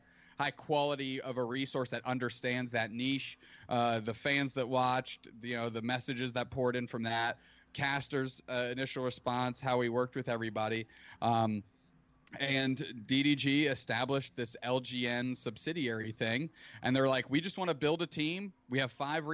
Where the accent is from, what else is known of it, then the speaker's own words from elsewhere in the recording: Canada; as a Canadian